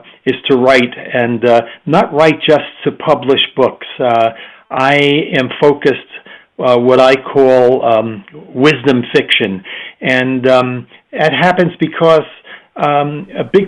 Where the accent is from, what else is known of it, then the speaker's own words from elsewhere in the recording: United States; moved away as an adult; now in Prague, Czech Republic; I'm an American